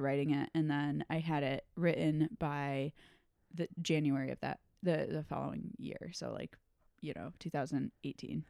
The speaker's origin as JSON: {"language": "English", "town": "Storrs", "region": "Connecticut", "country": "United States", "tie": "born or raised there", "also_born_or_lived": "New York / Chicago", "moved": "as an adult", "said": "I grew up in Connecticut"}